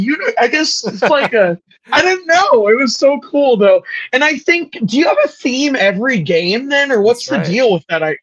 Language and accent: English; Washington, United States; also born or lived in California / Puyallup, Washington; I was born in California, but I've been living in Washington for 32 years. So I'm a Pacific Northwestern guy